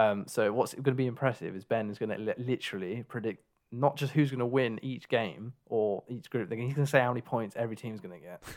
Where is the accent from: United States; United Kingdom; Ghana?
United Kingdom; England; we are actually from England. Um, so that's our home nation